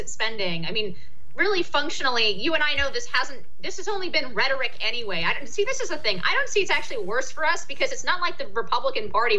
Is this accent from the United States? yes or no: yes; California, United States; moved away; I'm originally from California